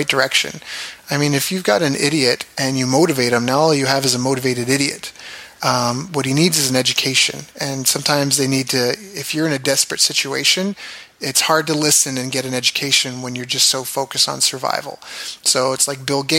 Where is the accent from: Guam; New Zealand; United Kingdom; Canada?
Canada; also born or lived in Japan / California; where I grew up in Canada, it's a government town